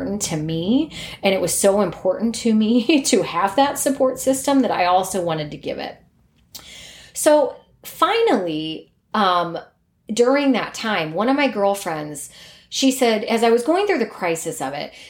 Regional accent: Cleveland, Ohio, United States; I'm from the Cleveland area. I went to high school and college there

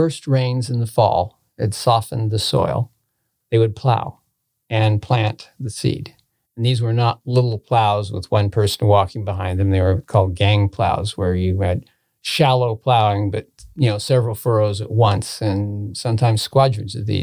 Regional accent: Hughson area, California, United States; I was raised in the Houston area. Family farming

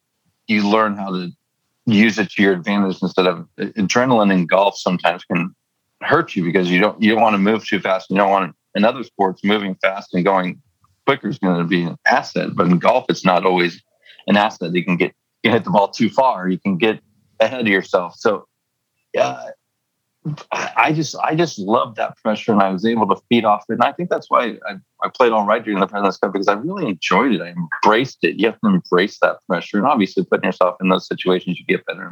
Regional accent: San Diego, California, United States; moved away; also born or lived in Las Vegas; my adopted hometown of Las Vegas and my hometown of San Diego

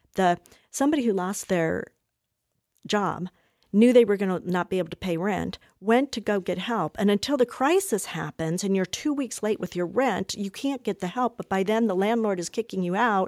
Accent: Colorado, United States; also born or lived in Washington, D.C.; I'm from Colorado

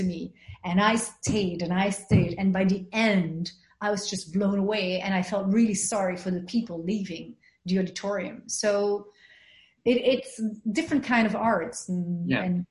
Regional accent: Belgium; I was raised in Belgium in a white neighborhood

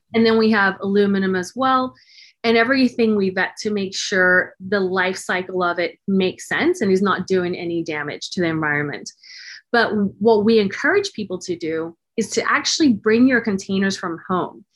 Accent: Cape Town, Western Cape, South Africa; also born or lived in Dallas, Texas / San Francisco Bay Area; now in Martinez, United States; I'm originally from South Africa, Cape Town, South Africa, born and raised.

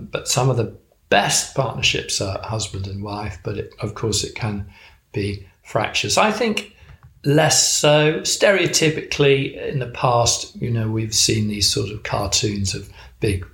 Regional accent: Chester, North West England, United Kingdom; now in Wiltshire, United Kingdom; I was actually born and brought up in Chester, so not too far away

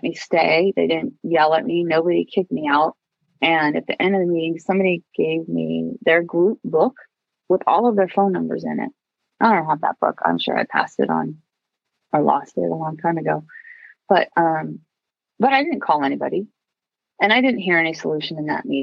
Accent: Long Beach, California, United States; I grew up in Long Beach. And then when I was in fifth grade, we moved to Seal Beach

